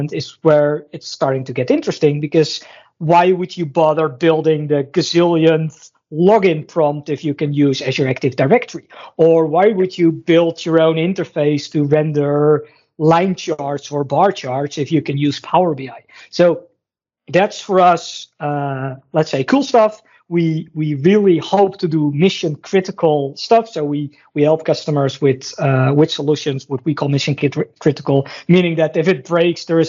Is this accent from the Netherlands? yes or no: yes; Netherlands; I'm from the Netherlands